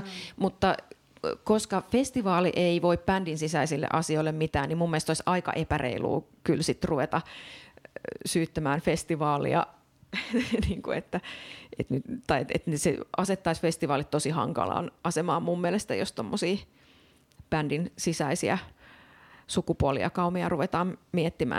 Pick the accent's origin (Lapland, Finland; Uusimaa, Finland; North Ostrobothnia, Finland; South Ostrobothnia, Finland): North Ostrobothnia, Finland; Oulu; mä oon itse kotoisin Oulun kylästä